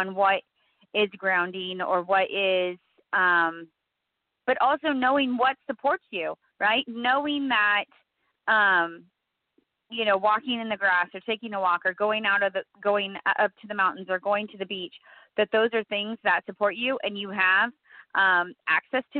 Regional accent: California, United States; I'm from California

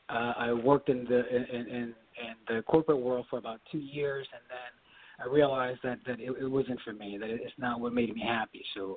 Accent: Miami, Florida, United States; also born or lived in Honduras; I was born in Honduras, and my family and I moved to Miami. So I grew up in Miami and come from a very large family.

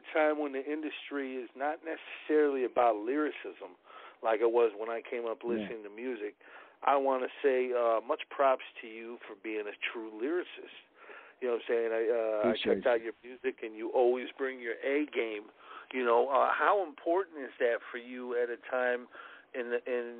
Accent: Chicago, Illinois, United States; I'm from Chicago

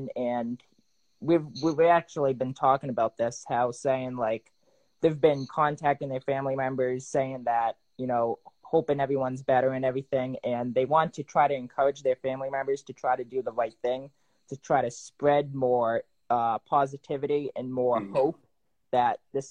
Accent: New England, United States; I'm from New England.

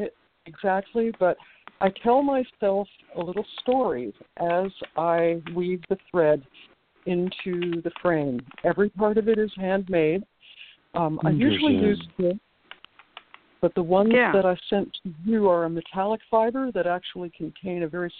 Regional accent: New Jersey, United States; Suburban New Jersey.

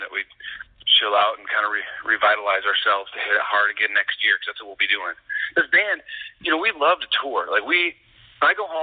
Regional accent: Midwest, United States; now in Los Angeles, United States; Actually, it's funny we're all from the Midwest, but mm-hmm. we met in Los Angeles.

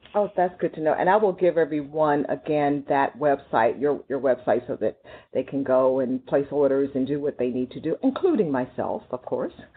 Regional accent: Texas, United States; I grew up in Texas where I have relatives who hunt deer and rabbits, wild rabbits and stuff

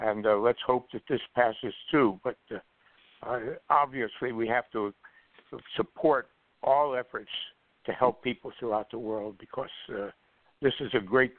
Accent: Philadelphia, Pennsylvania, United States; I'm originally from South Philadelphia. That's where I was born.

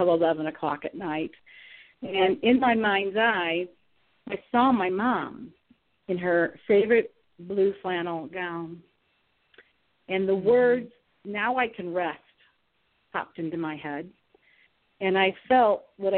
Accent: Ohio, United States; now in Atlanta, United States; I live in Atlanta, but I'm from Ohio

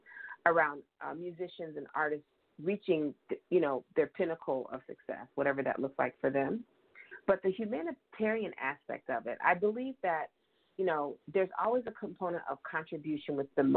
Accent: San Diego, California, United States; Growing up in San Diego

